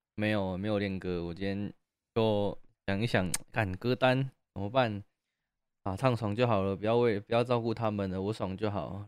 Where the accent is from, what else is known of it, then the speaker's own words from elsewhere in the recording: Taiwan; accent: Taiwanese; 你们台湾人讲话怎么都这么温柔